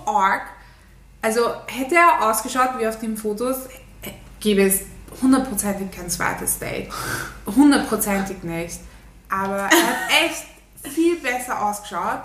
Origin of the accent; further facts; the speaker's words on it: Turkey; ich bin eine echte Türkin